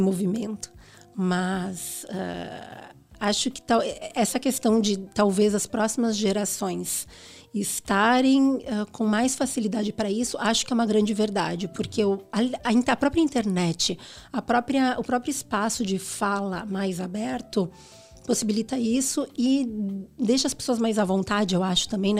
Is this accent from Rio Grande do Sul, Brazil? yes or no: yes; Rio Grande do Sul, Brazil; moved away as an adult; also born or lived in Porto Alegre; now in São Paulo, Brazil; eu vim do Sul, né? Eu sou gaúcha, e no Rio Grande do Sul nós somos muito bairristas